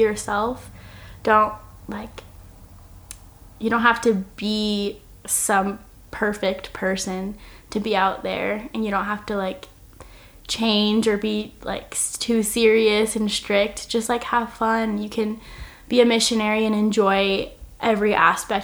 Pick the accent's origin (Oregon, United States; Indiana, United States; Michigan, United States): Oregon, United States; I'm from Oregon